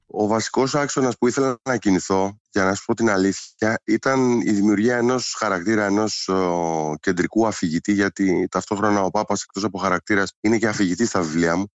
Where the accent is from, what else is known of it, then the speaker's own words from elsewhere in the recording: Aigio, Western Greece, Greece; η καταγωγή μου είναι από το Αίγιο